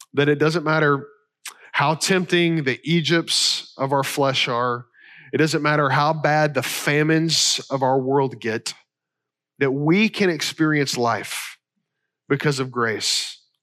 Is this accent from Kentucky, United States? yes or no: yes; Kentucky, United States; I'm from Kentucky